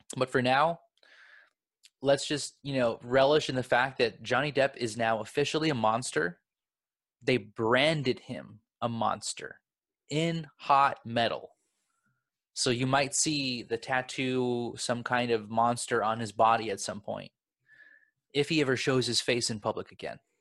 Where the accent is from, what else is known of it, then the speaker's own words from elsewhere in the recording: Los Angeles, California, United States; I'm from Los Angeles